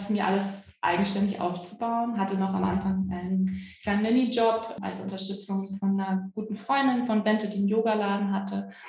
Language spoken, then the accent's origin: German; Hamburg, Germany; ich komme aus Hamburg, äh, versuche den Akzent so niedrig wie möglich zu halten, deutlich zu sprechen.